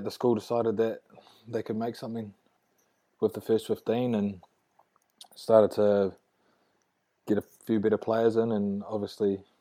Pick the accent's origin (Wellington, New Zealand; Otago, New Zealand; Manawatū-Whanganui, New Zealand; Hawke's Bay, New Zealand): Wellington, New Zealand; also born or lived in Dunedin, New Zealand / England; I consider myself a Wellie boy